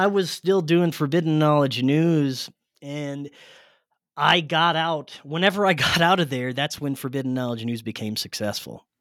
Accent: South Louisiana, United States; moved away; I grew up in South Louisiana

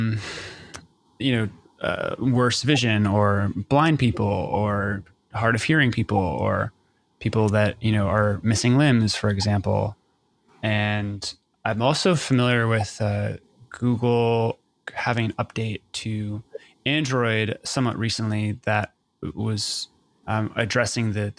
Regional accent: United States; as an American

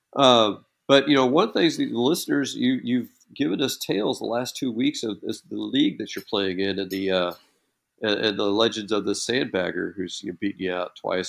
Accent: Texas, United States; being from Texas

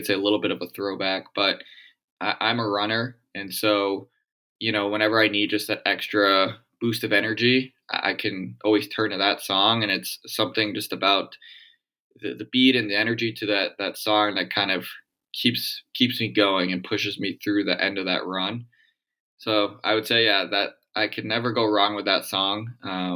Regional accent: outside of Boston, Massachusetts, United States; now in Chicago, United States; growing up outside of Boston, I understand and can deal with the cold weather

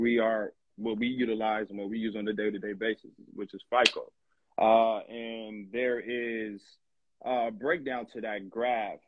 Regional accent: Long Beach, California, United States; I'm from Long Beach, California

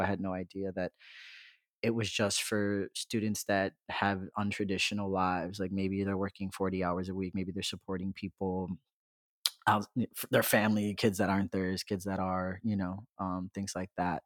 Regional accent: Chicago, Illinois, United States; born and raised in Chicago, mainly on the South, Southwest side

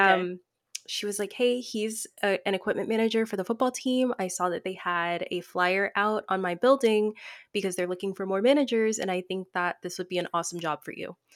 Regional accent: Tennessee, United States; moved away as an adult; I was away from home, I'm from Tennessee

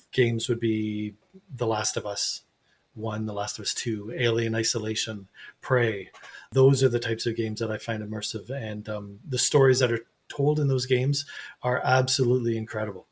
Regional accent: Canada; as a Canadian and Canadian author

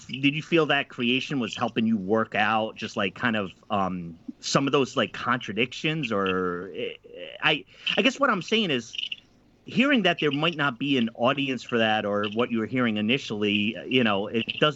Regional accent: East Coast, United States; also born or lived in Midwest; now in Portland, United States; I'm originally from the East Coast and lived in the Midwest

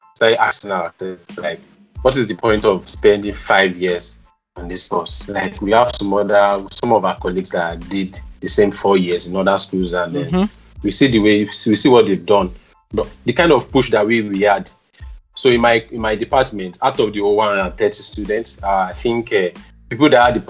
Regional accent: Ogun State, Nigeria; also born or lived in Akure; I'm a Nigerian, by birth. I was born in Ogun State

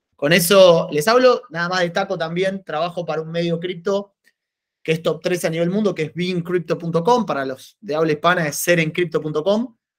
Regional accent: Argentina; moved away as an adult; now in Italy; yo nací en Argentina, soy argentino

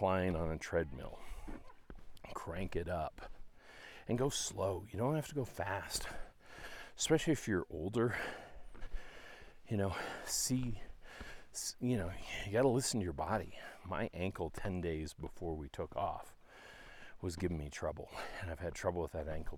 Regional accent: Dallas, Texas, United States; we're from Dallas, Texas

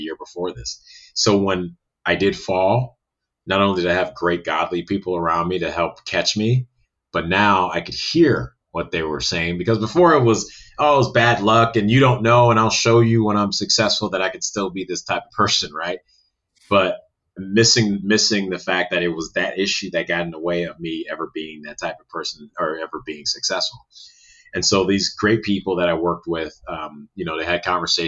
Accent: Chicago, Illinois, United States; I grew up in North Shore, Chicago

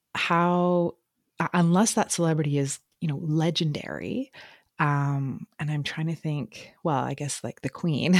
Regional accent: Canada; I'm reading that as a Canadian

